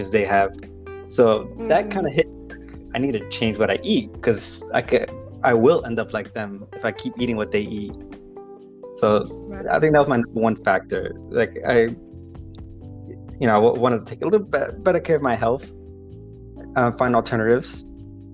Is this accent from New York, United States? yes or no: yes; New York City, New York, United States; I grew up in Queens